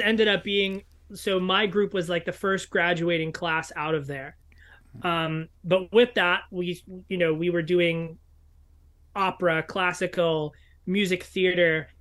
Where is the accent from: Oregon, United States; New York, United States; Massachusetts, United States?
New York, United States; New York City; I grew up in New York City